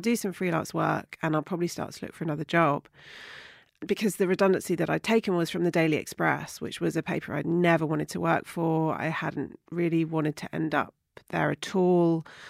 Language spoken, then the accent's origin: English; Somerset, South West England, United Kingdom; moved away as an adult; now in London, United Kingdom; I was brought up in Somerset in a small town, you know, very rural community